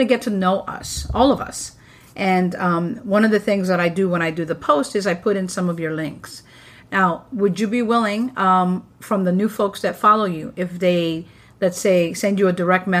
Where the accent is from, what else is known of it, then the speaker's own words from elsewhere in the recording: New York, United States; I'm a New Yorker